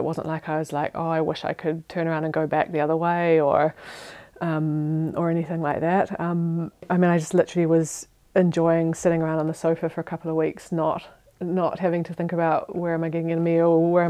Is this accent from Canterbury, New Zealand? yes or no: no; Otago, New Zealand; now in Switzerland; next to my hometown in New Zealand